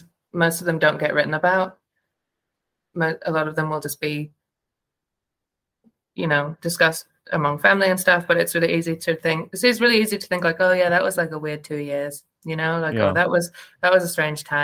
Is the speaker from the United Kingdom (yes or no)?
yes; England, United Kingdom; moved away; I grew up in England